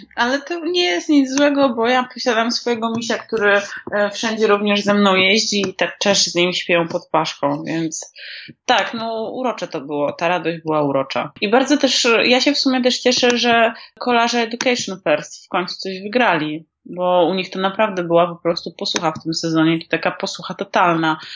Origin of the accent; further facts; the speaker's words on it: Warsaw, Masovian Voivodeship, Poland; Ja jestem dresiarą z Bemowa i się tego nie wstydzę. Nike po prostu na początku lat dziewięćdziesiątych, może drogie dzieci, nie wiedziałyście, to po prostu był szczyt szpanu i u mnie na dzielni